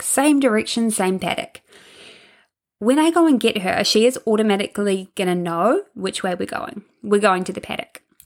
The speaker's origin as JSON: {"language": "English", "region": "Hawke's Bay", "country": "New Zealand", "said": "I'm from Hawke's Bay"}